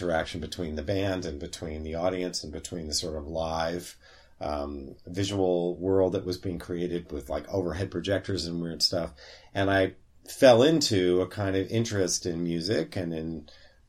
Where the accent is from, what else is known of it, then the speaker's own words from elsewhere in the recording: San Francisco, California, United States; moved away as an adult; growing up in San Francisco in the 60s and 70s